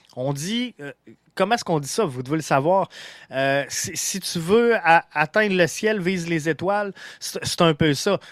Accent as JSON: {"language": "French", "town": "Montreal", "region": "Quebec", "country": "Canada", "said": "on est montréalais, on est fier d'être montréalais"}